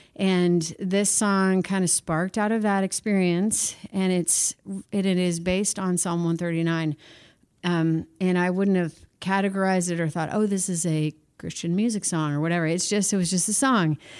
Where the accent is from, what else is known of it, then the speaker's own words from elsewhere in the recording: Missouri, United States; now in Nashville, United States; I grew up in Missouri, moved to Nashville